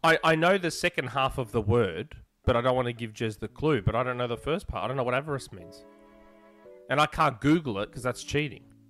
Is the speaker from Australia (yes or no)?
yes; Australia; I'm Australian